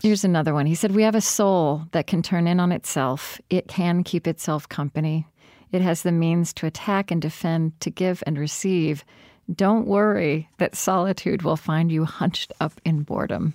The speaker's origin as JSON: {"language": "English", "country": "United States", "said": "I'm American"}